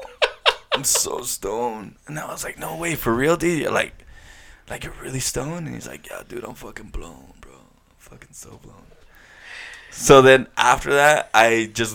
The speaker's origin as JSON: {"language": "English", "region": "California", "country": "United States", "said": "I'm from California, I live in California"}